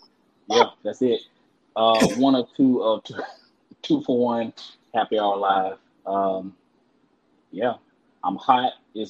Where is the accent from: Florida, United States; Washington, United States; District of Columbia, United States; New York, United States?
Florida, United States; Jacksonville; now in Orlando, United States; in Jacksonville, Florida. And I'm in Orlando, Central Florida now.